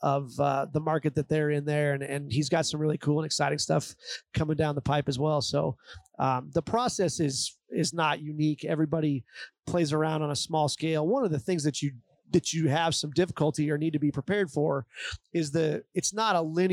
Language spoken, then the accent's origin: English; Sheridan, Wyoming, United States; as a kid growing up in Sheridan, the old Sheridan brewery was on the property where Whitney Commons is now